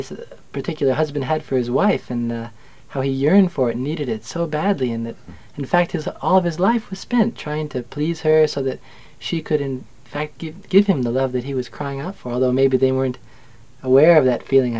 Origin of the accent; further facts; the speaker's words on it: just outside New York City, United States; I'm from New York, Topaz, just outside New York City.